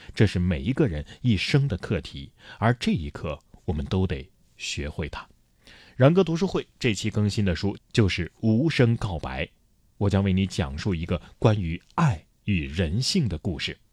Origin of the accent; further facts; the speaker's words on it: China; 我们都是中国人